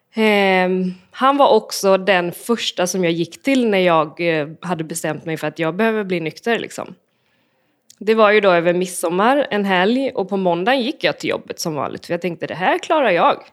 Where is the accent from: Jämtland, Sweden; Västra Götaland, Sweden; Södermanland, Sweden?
Västra Götaland, Sweden; Borås; jag är uppvuxen i Borås